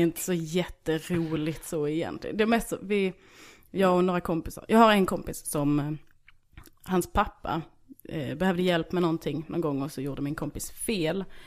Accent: Bjärnum, Skåne, Sweden; moved away as an adult; also born or lived in Kristianstad / Malmö; now in Stockholm, Sweden; Jag är från en by utanför Hässleholm som heter Bjärnum.

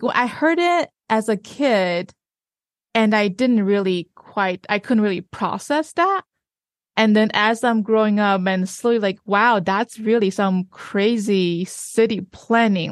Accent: China; moved away

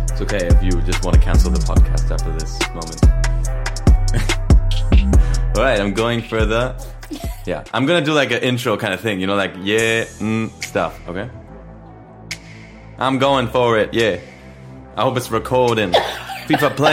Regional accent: Spain; English is a second language; I'm the Spanish guy here, you know. This is not my native language.

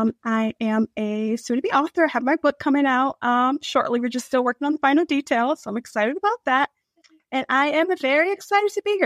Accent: Michigan, United States; now in Southern Maryland, United States; I'm originally from Michigan, but I currently live in Southern Maryland.

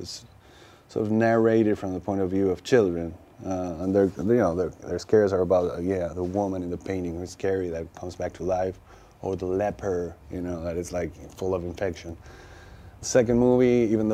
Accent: Argentina; I grew up in Argentina

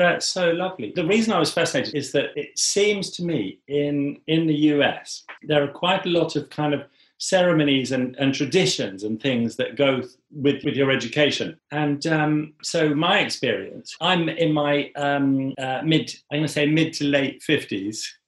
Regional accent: England, United Kingdom; as an English person

